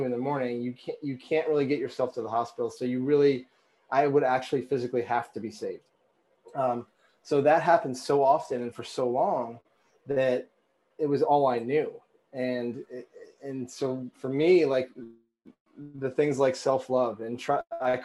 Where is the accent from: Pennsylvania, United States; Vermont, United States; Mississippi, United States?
Vermont, United States; I grew up in Vermont